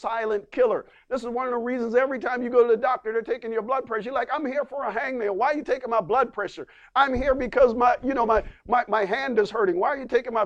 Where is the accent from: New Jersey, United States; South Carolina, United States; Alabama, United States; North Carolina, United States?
South Carolina, United States; the Bible Belt, Southeast; I'm from the Bible Belt. Amen. The Bible Belt. Y'all know the Bible Belt down there in the Southeast region